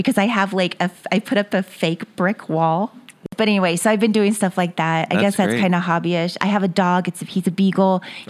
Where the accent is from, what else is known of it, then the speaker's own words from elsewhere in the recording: Ventura, California, United States; born there; And I was born in Ventura, California. So I thought, go back towards where you're born. And everybody else was from Texas. So I was the only California girl of my family.